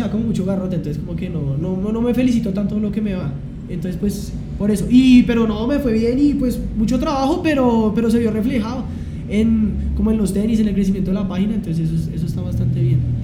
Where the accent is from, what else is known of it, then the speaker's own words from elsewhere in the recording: Bogotá, Colombia; nací en Bogotá, me crié en Bosa toda mi vida, todavía sigo viviendo en Bosa